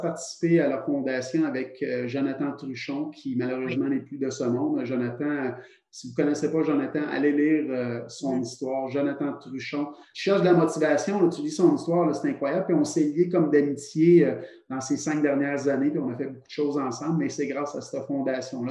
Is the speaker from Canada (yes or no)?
yes; Trois-Rivières, Quebec, Canada; je viens de Trois-Rivières